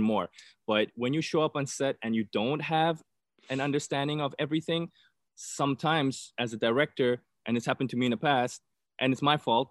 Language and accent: English; South Africa; moved away; I'm originally from South Africa